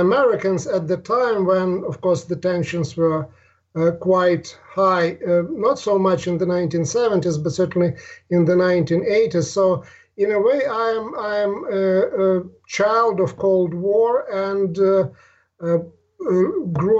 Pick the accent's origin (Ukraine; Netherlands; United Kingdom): Ukraine; moved away; also born or lived in Russia; I grew up in Ukraine.